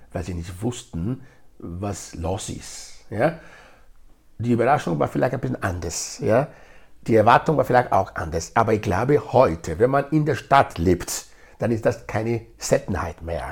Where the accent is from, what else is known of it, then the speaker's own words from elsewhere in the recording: Nigeria; first language Edo; German is a second language; now in Graz, Austria; Geboren bin ich in Nigeria, ich lebe in Graz seit fast 30 Jahren